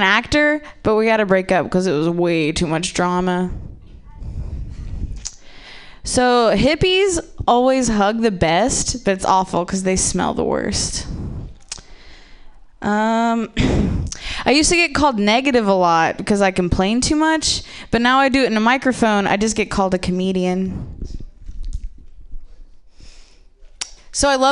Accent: Ohio, United States; I'm from the Midwest, but I'm actually from Ohio

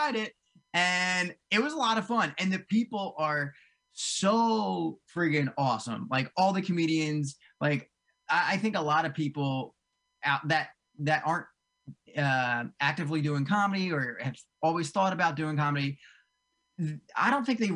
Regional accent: Cherry Hill, New Jersey, United States; now in North Jersey, United States; I grew up in South Jersey. I grew up right outside of, like Cherry Hill, way down south

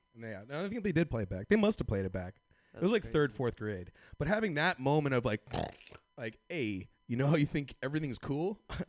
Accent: Mountain View, California, United States; I work in Redwood City. I grew up in like Mountain View.

